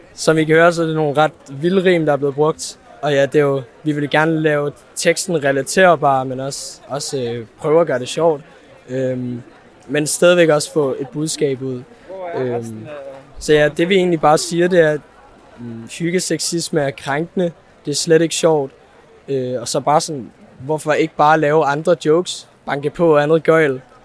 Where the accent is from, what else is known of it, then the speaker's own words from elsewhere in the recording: Copenhagen, Capital Region of Denmark, Denmark; jeg kommer fra Valby og er 17 år gammel